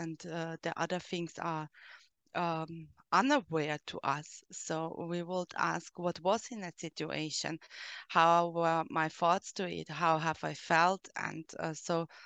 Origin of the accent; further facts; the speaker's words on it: Austria; English is a second language; I'm from Austria